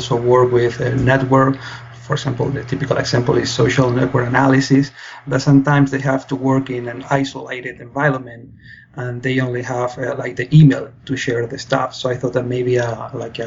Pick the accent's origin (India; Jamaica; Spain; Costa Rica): Spain; moved away as an adult; now in London, Canada; I'm originally from Spain